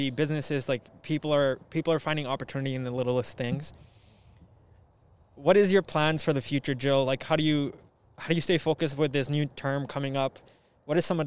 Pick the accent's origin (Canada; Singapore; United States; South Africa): Canada; being Canadian